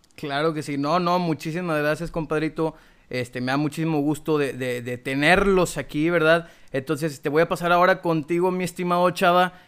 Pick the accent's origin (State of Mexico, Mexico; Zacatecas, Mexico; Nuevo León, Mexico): Nuevo León, Mexico; Monterrey; de aquí somos, bueno, pues regios